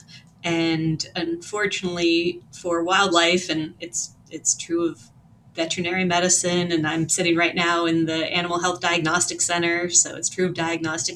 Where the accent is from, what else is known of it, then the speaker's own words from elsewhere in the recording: Western Pennsylvania, United States; also born or lived in South Dakota; now in New York, United States; I grew up in a very rural part of Pennsylvania and Western Pennsylvania in a lot of national forest